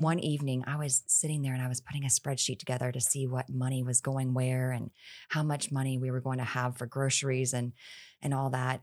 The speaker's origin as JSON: {"language": "English", "town": "Houston", "region": "Texas", "country": "United States", "tie": "born or raised there", "moved": "as an adult", "lives_now": "Florida, United States", "said": "I, I born and raised in Houston, Texas"}